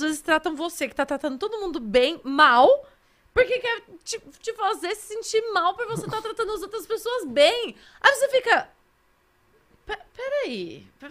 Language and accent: Portuguese; Atibaia, São Paulo, Brazil; also born or lived in Santos; now in São Paulo, Brazil; eu fui criada a vida toda em Atibaia, que é aqui do lado